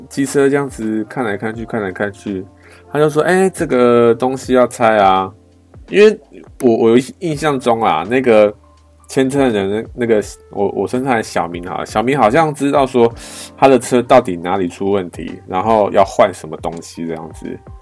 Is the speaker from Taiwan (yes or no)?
yes; Taiwan; 我们台湾人